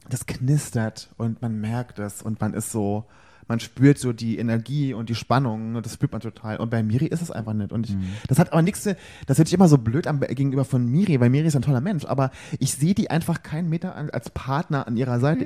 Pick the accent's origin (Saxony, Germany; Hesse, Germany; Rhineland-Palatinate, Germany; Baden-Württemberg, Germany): Rhineland-Palatinate, Germany; im gleichen Bundesland geschlüpft wie ich